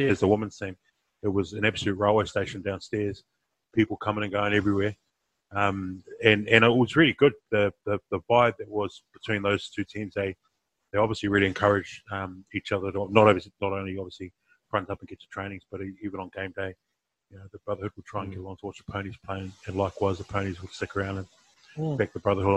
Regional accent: Wellington, New Zealand; I was from Wellington, and Petone's my home club

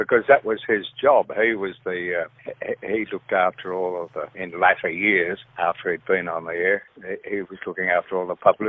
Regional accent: Melbourne, Victoria, Australia; I grew up in Brighton, in Melbourne, and I used to listen to Nicky and Graham on 3UZ

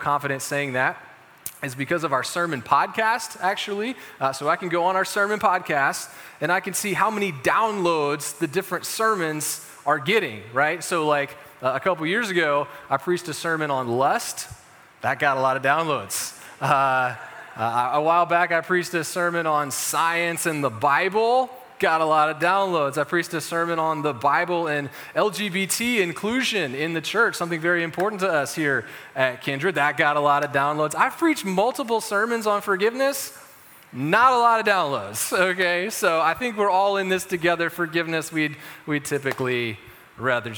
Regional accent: Chapel Hill, North Carolina, United States; I grew up in Chapel Hill.

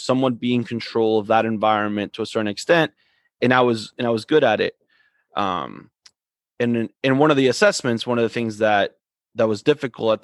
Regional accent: Coral Springs, Florida, United States; We grew up in the same town of Coral Springs, grew up in playing in the same soccer club

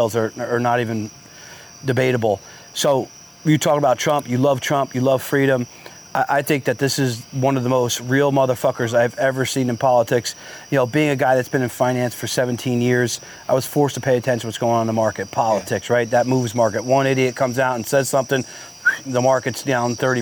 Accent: Brick, New Jersey, United States; I grew up here in Bricktown

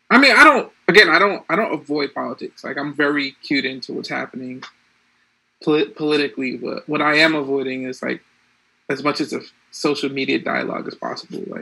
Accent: Boston, Massachusetts, United States; I'm a Bostonian.

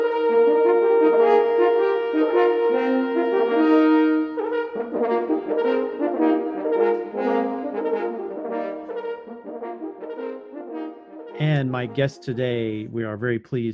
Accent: Louisiana, United States; in Louisiana, my home state

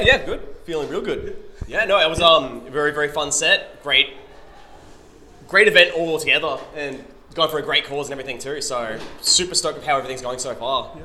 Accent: Deniliquin, New South Wales, Australia; moved away as an adult; also born or lived in Melbourne; We, we come from Deniliquin, New South Wales. All four of us come from Deniliquin

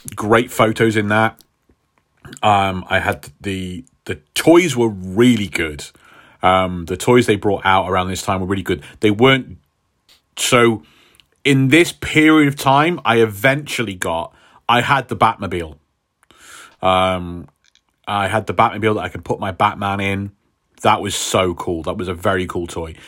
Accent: United Kingdom; us Brits

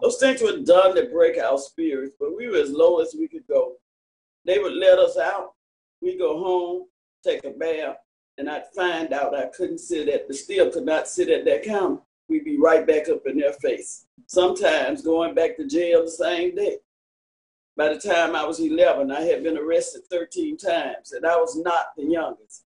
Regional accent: Selma, Alabama, United States; I was born and raised here in Selma

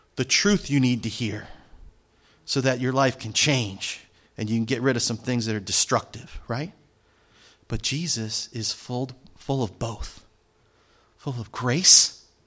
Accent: New Jersey, United States; I'm from Jersey

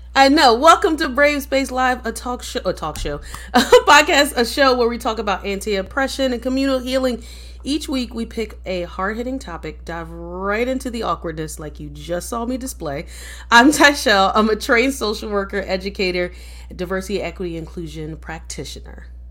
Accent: Philadelphia, Pennsylvania, United States; moved away as an adult; also born or lived in New York; now in United States (West Coast); I'm from Philadelphia, born and raised

